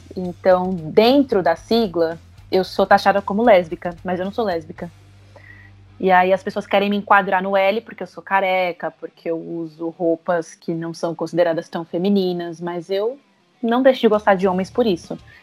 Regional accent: Osasco, São Paulo, Brazil; eu sou de Osasco

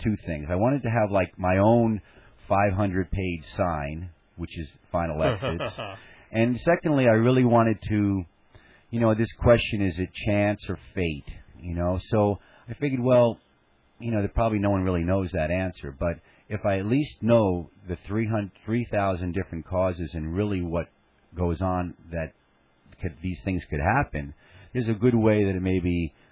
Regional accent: New York City, New York, United States; I grew up in Staten Island, and my father was an NYPD homicide detective.

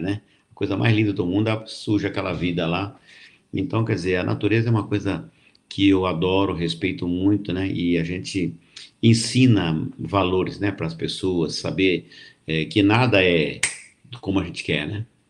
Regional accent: Jundiaí, São Paulo, Brazil; also born or lived in Colômbia, Barretos / Mato Grosso; eu sou da região de Barretos, nasci em Colômbia, né? Que é um distrito de Barretos, mas saí de lá muito menino e vim morar aqui com a minha avó com 10, 12 anos para estudar aqui em Jundiaí

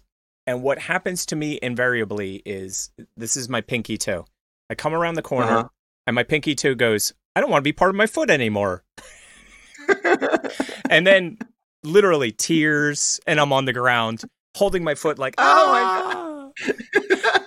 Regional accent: Philadelphia, Pennsylvania, United States; I'm from Philly

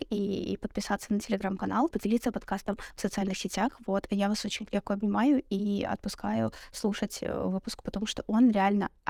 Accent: Belarus; и, наверное, стоит сказать, что мы из Беларуси, да, и мы будем говорить о разнице белорусского дейтинга

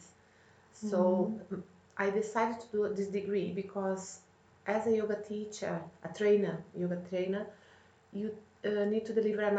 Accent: Brazil; moved away as an adult; now in London, United Kingdom; I come from Brazil, although I have dual nationality, I'm also Italian

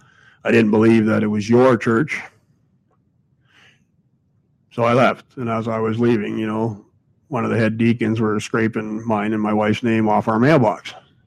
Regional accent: Ireland; I'm Irish, fella, so, you know, a lot of things come into me as related to the Irishman.

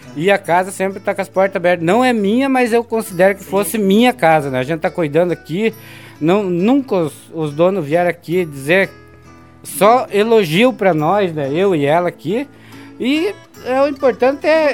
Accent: Campo Erê, Santa Catarina, Brazil; also born or lived in São Donato; eu me criei na região de Campo Herê

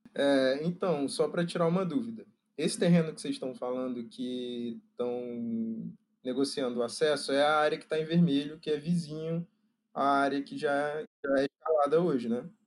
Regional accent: Rio de Janeiro, Brazil; Eu sou do Rio

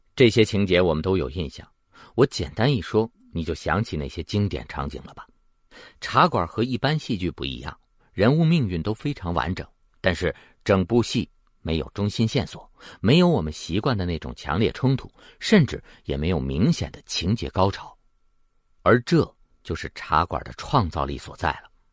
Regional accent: China; 我们中国人感觉不到

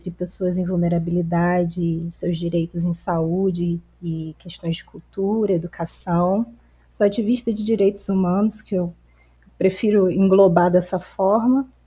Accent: Campos dos Goytacazes, Rio de Janeiro, Brazil; Sou de Campos dos Goitacazes, que é no interior do estado do Rio de Janeiro.

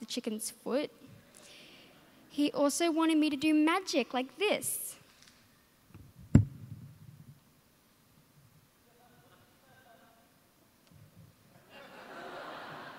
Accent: Darwin, Northern Territory, Australia; I'm from Darwin

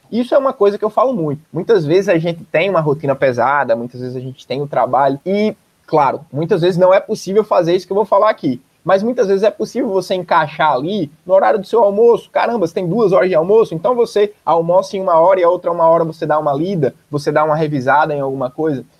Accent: Natal, Rio Grande do Norte, Brazil; also born or lived in Barbacena, Minas Gerais; como eu era de Natal, como eu sou de Natal

